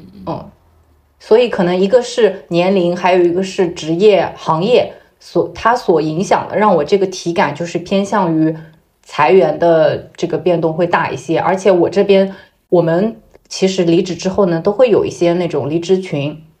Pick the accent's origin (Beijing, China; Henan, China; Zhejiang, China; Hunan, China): Zhejiang, China; moved away as an adult; also born or lived in Shanghai; 我在工作以前也没有出过浙江